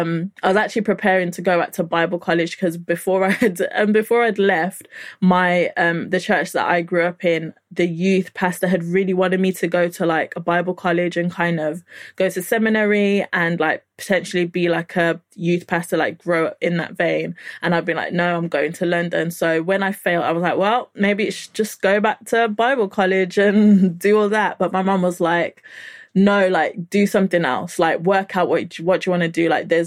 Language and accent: English; Nigeria; But because, you know, I'm Nigerian, you have to kind of like have something to show for your time.